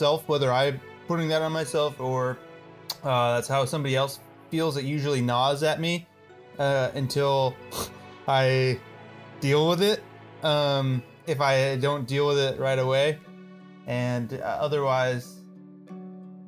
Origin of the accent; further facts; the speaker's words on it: Alaska, United States; I am from Alaska.